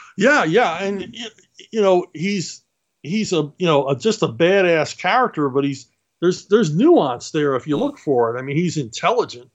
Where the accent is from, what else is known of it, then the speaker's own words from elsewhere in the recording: Philadelphia, Pennsylvania, United States; I grew up in Philadelphia.